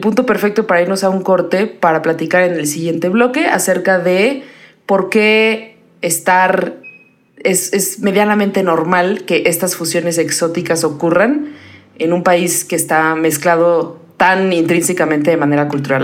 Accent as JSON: {"language": "Spanish", "region": "Puebla", "country": "Mexico", "moved": "yes", "lives_now": "Mexico City, Mexico", "said": "yo soy de Puebla"}